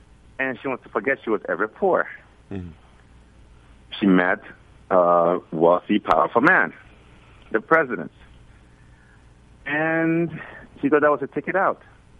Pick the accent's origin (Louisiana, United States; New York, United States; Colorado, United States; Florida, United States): New York, United States; Brooklyn; he's like one of the guys I grew up with here in Flatbush in Brooklyn.